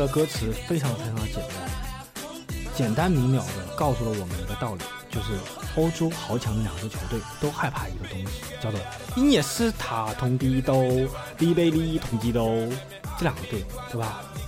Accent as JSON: {"language": "Chinese", "country": "China", "said": "我们中国"}